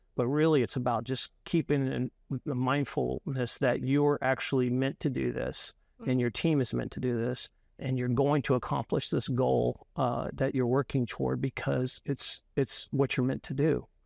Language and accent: English; Louisiana, United States; I'm from Louisiana and a lot of our people that we are part of our company are as well.